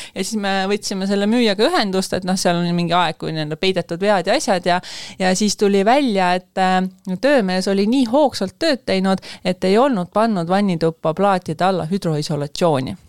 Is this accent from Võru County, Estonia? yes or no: yes; Võru, Võru County, Estonia; now in Tallinn, Estonia; ma tegelikult olen pärit Võrust, ma ei ole Tallinnast